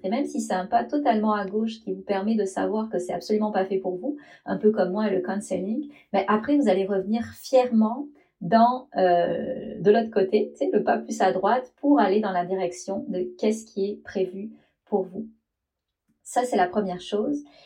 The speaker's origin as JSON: {"language": "French", "country": "France", "moved": "as an adult", "said": "je suis française"}